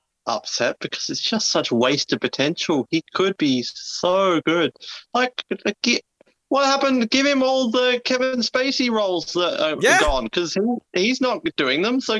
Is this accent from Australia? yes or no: yes; Australia; accent: Australian